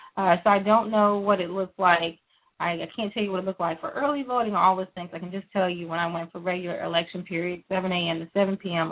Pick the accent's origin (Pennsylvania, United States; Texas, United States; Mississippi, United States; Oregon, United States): Texas, United States; also born or lived in Louisiana; I was not born in Texas, but I was raised in Texas, and so I will continue to call it our state.